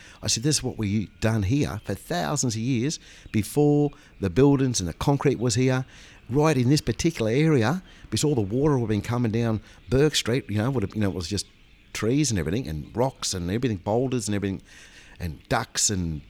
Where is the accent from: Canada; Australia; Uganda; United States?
Australia; We're all Australian people, and this is our culture.